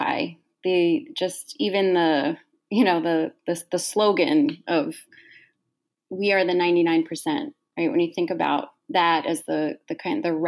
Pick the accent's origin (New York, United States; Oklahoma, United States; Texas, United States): New York, United States; I grew up in New York and I've been an organizer in New York for many, many years